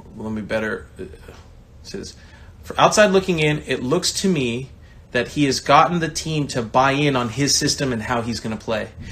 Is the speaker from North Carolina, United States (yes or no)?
no; Bakersfield, California, United States; moved away; I come from Bakersfield, California. I'm the only person from my town that's made it pro